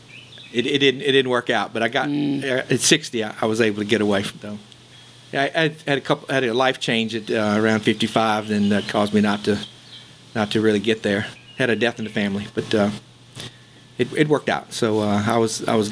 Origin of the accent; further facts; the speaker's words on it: Mississippi Delta, North Mississippi, United States; moved away as an adult; now in New Orleans, United States; I was originally from North Mississippi in the Mississippi Delta. Went to school at Mississippi State and came here straight out of school, so I've been here close to 50 years now